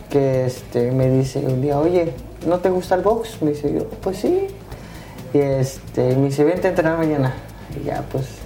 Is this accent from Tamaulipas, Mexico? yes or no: yes; Reynosa, Tamaulipas, Mexico; moved away; cuando yo me vine de, de Reynosa, que yo soy de Reynosa, este, tenía un primo